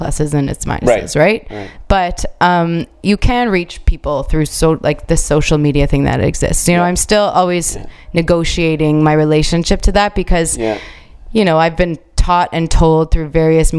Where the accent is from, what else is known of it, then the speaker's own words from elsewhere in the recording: Canada; I'm a foreigner, you know, I'm a Canadian, even though I do speak Italian